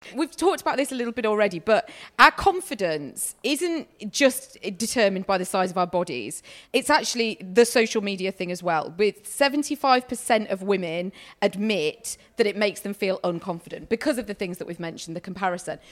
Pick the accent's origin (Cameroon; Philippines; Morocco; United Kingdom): United Kingdom; we're very British